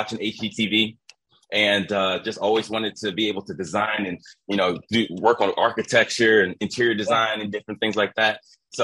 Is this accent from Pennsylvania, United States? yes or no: yes; Philadelphia, Pennsylvania, United States; I'm from Philadelphia, Pennsylvania.